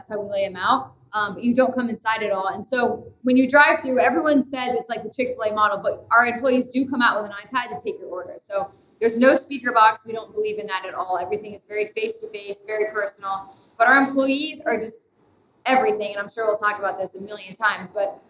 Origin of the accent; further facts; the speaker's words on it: East Coast, United States; because I'm from the East Coast and it's such a West Coast thing, like the drive-thru coffee stands.